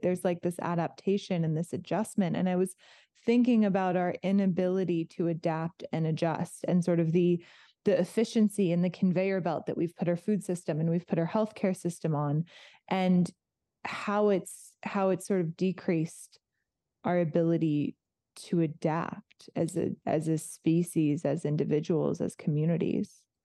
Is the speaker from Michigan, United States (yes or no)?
no; outside of Los Angeles, California, United States; moved away; I grew up outside of Los Angeles